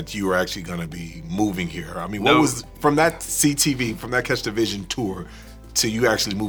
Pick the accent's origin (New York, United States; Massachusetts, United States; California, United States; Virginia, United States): California, United States; growing up in Cali, I used to come down to Vegas